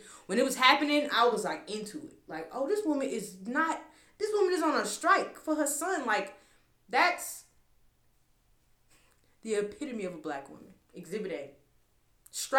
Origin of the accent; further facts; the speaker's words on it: United States; I am African American